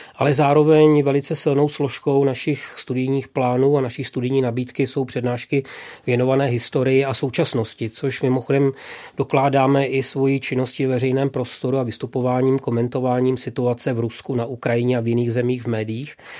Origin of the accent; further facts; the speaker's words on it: Vlašim, Central Bohemian Region, Czechia; moved away; mým rodným městem, což je Vlašim